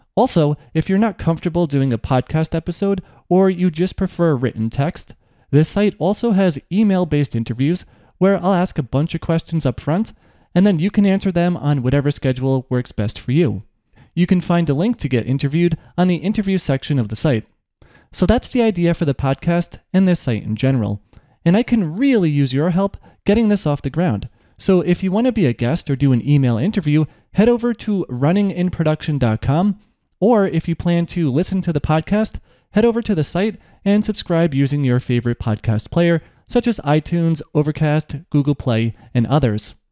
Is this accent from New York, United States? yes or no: yes; New York, United States; I'm from New York